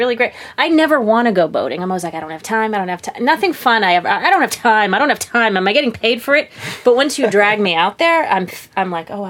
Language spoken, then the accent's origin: English; Revere, Massachusetts, United States; I was born and raised in Revere, just on the edge of Boston.